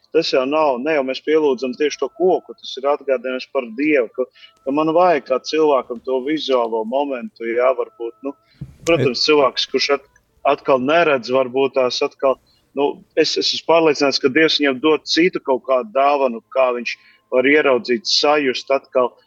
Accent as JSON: {"language": "Latvian", "country": "Latvia", "said": "mēs taču Latvijā vasaras svētkos bērns. Es atceros bērnībā manā bērnībā"}